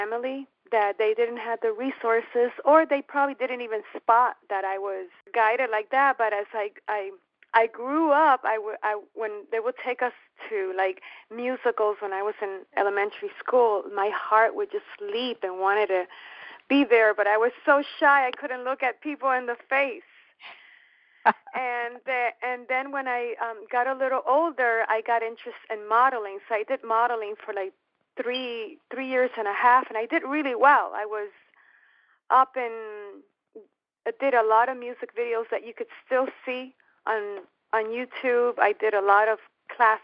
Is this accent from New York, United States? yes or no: yes; New York City, New York, United States; moved away; also born or lived in Miami; I was born in the Bronx, New York, of Puerto Rican parents.